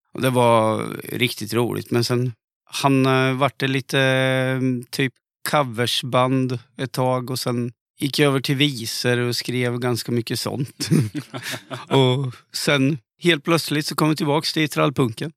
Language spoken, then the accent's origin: Swedish; Linköping, Östergötland, Sweden; accent: östgötska; Jag har aldrig sjungit på östgötska